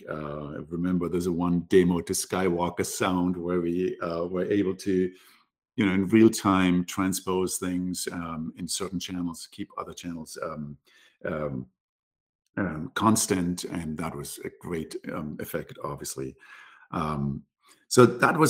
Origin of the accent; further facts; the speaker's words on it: Munich, Bavaria, Germany; also born or lived in Berlin; I grew up in Germany, more specifically in the south in Bavaria, in Munich. Cool. Born and raised there